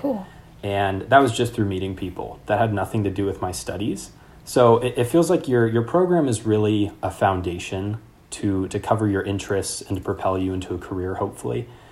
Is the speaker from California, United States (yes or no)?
yes; Sacramento, California, United States; moved away as an adult; also born or lived in Mexico / Slovakia; now in London, United Kingdom; I'm from Sacramento, and so there was a lot of things I just didn't know about growing up. And then before that, I lived in Mexico